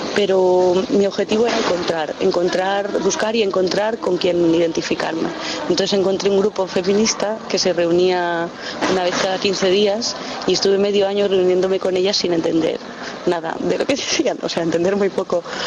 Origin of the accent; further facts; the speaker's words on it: León, Castile and León, Spain; moved away as an adult; also born or lived in Hamburg; me he ido de, lo que yo consideraba mi tierra, porque mi tierra no tenía espacio para mí